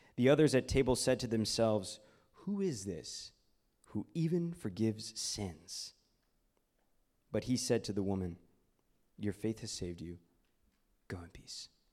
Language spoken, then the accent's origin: English; Houston, Texas, United States; I was born and raised in Houston, Texas